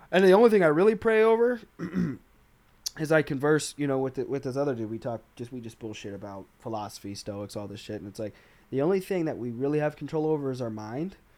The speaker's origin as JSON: {"language": "English", "region": "Arkansas", "country": "United States", "said": "I'm from Arkansas"}